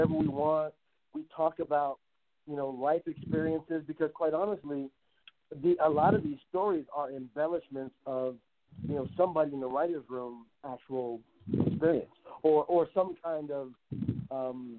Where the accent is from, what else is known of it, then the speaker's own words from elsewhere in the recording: Compton, California, United States; I grew up in Compton. You know, I grew up in Compton